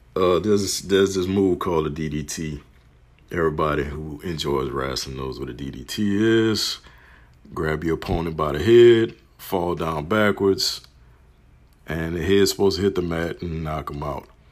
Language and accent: English; New Orleans, Louisiana, United States; From Marrero to Harvey. Growing up on the West Bank side of New Orleans, Louisiana.